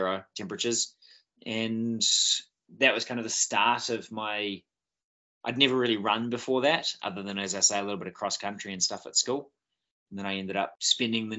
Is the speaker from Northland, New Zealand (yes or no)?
yes; Bay of Islands, Northland, New Zealand; Born and bred in the Bay of Islands